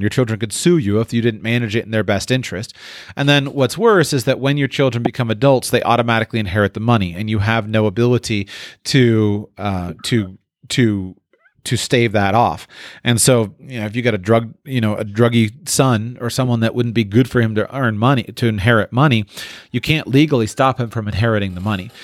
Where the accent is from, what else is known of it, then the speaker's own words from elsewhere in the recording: Florida, United States; moved away; I was from Florida